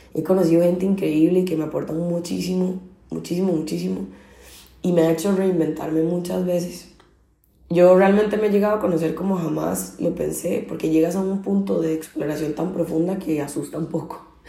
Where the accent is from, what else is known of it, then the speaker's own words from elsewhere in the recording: Costa Rica; moved away as an adult; now in Barcelona, Spain; soy originalmente de Costa Rica, llevo ocho años viviendo en Barcelona